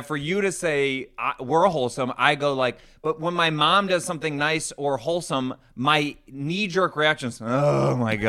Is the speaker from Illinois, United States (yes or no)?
yes; Chicago, Illinois, United States; accent: Midwestern; We're both from Chicago. I'm from the South Side